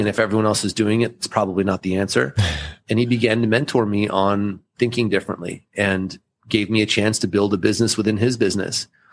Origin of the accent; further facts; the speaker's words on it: Southern California, United States; first language German; English is a second language; I'm the firstborn of immigrant parents from Austria that moved here in the late 70s. And I grew up here in Southern California